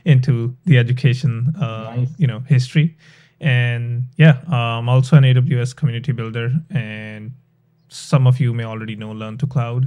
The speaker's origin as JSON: {"language": "English", "region": "Punjab", "country": "India", "also_born_or_lived": "Chandigarh", "moved": "as an adult", "lives_now": "Canada", "said": "I'm from Punjab"}